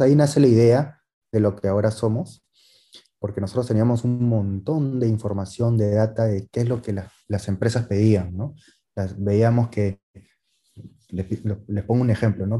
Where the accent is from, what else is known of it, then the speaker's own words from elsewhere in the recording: Peru; somos peruanos